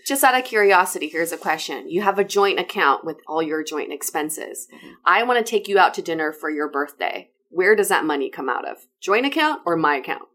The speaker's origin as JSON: {"language": "English", "country": "China", "tie": "born or raised there", "moved": "yes", "said": "I was born and raised in China."}